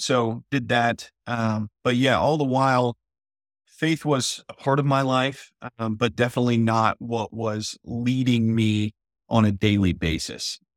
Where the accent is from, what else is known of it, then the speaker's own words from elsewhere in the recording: El Campo, Texas, United States; growing up in El Campo, Texas, a town of about ten thousand people, and actually, I grew up on one hundred twenty-five acres out there in a smaller town called Luis, Texas